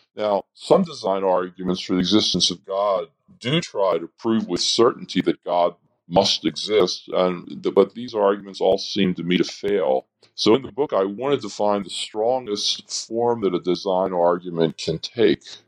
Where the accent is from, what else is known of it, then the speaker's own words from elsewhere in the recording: Baltimore, Maryland, United States; moved away as an adult; also born or lived in Philadelphia, Pennsylvania; now in Madison, United States; I grew up in Baltimore, Maryland